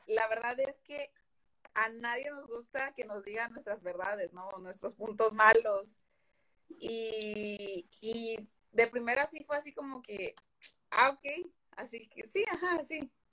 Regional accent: Veracruz, Mexico; moved away as an adult; now in Monterrey, Mexico; soy Jarocha, soy del puerto de Veracruz, pero estoy viviendo en Regiolandia

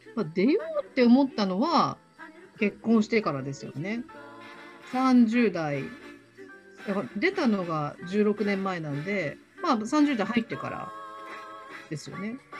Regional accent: Osaka, Japan; 関西圏に住んでるというか大阪生まれなんで

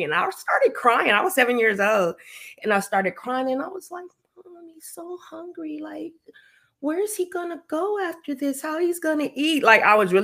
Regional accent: Los Angeles, California, United States; I'm from Los Angeles, California, South Central, Crenshaw District, Leimert Park.

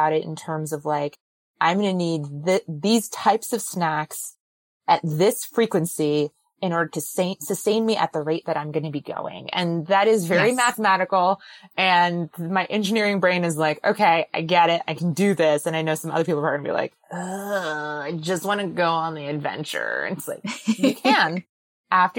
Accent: New Jersey, United States; I'm born and raised in New Jersey

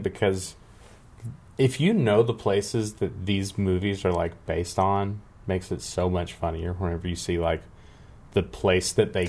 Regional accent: Greenville, Alabama, United States; I grew up in Greenville, Alabama, which is where Forrest Gump was supposedly from

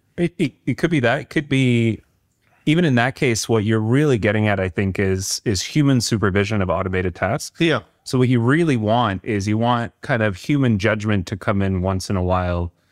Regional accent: Canada; being a Canadian

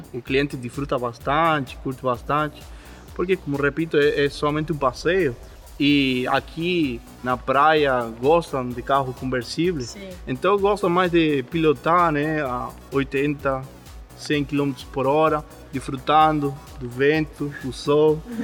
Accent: Argentina; Portuguese is a second language; moved away as an adult; now in Brazil; eu sou argentino

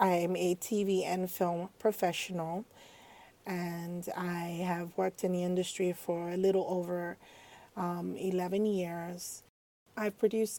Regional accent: Nigeria; moved away; also born or lived in United States; growing up in Nigeria

